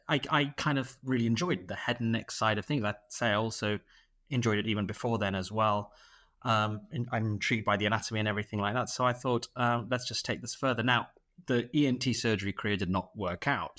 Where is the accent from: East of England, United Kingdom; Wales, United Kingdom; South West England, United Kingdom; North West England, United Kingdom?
North West England, United Kingdom; Manchester; moved away as an adult; now in Dubai, United Arab Emirates; originally I'm from Manchester. I did my, uh, medical school and training in Manchester, and, uh, I moved to the Middle East, uh, in twenty eighteen